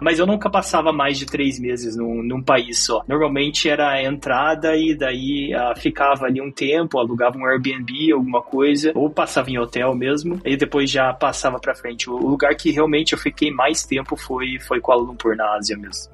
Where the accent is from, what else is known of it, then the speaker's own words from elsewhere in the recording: Curitiba, Paraná, Brazil; moved away as an adult; also born or lived in Foz do Iguaçu; now in Malaysia; eu sou de Curitiba, na verdade de Foz do Iguaçu, mas daí eh, cresci em Curitiba